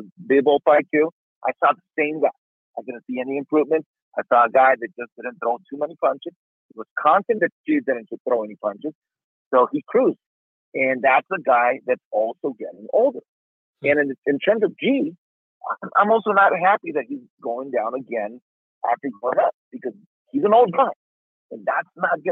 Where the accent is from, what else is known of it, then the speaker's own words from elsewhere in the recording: Tijuana, Baja California, Mexico; moved away; I grew up in Tijuana, I have a lot of friends there